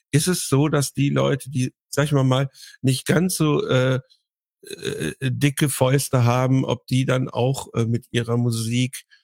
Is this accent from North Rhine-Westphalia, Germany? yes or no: no; Baden-Württemberg, Germany; moved away; ich bin aus dem Westen